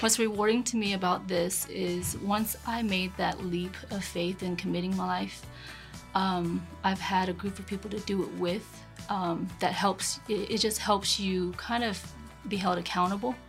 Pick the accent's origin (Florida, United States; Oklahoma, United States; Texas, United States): Florida, United States; Panama City; I was born and raised in Panama City. First generation here. Parents came from Vietnam.